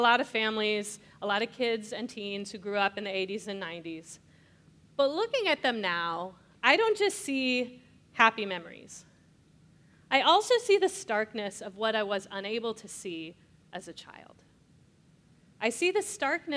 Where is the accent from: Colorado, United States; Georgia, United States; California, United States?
California, United States; Escondido; I grew up in Escondido, California, a North County suburb of San Diego.